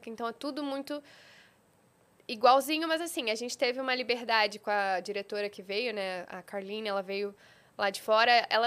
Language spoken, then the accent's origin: Portuguese; Rio de Janeiro, Brazil; accent: carioca; eu sou do Rio, então eu tenho o meu sotaque, né? O meu sotaque chiado, que agora eu acho que, não sei, eu tenho a impressão de que tá diminuindo, mas é, é puxado.